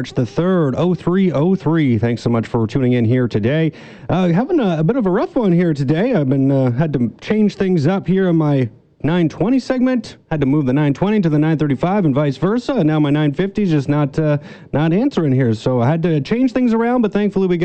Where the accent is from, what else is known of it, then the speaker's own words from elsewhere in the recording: near Toronto, Ontario, Canada; moved away; I grew up near Toronto and we lived about an hour away